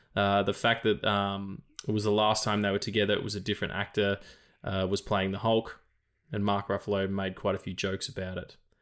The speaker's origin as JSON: {"language": "English", "country": "Australia", "said": "I'm an Australian dude"}